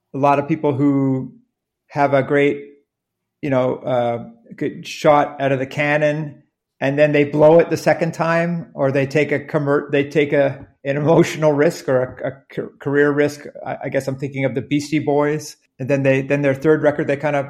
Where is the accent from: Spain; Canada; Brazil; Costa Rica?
Canada; we're from Canada, and being from Canada